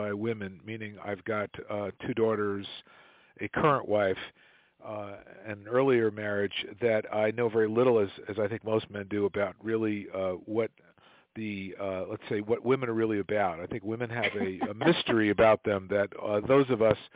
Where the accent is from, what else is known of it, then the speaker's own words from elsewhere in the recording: New York City, New York, United States; moved away as an adult; also born or lived in San Francisco; I am born and raised in New York, in Manhattan, came out to San Francisco